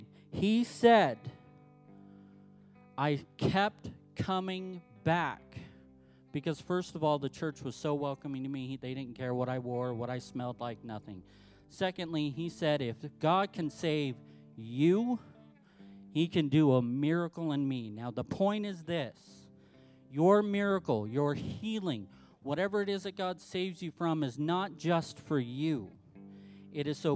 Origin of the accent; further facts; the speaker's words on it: Southern California, United States; now in Salt Lake City, United States; I'm from Southern California